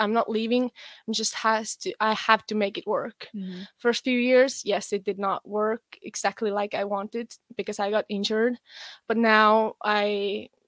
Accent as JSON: {"language": "English", "country": "Estonia", "first_language": "Estonian", "second_language": "English", "moved": "as an adult", "lives_now": "United States", "said": "I'm from Estonia, which is a tiny country in northern Eastern Europe"}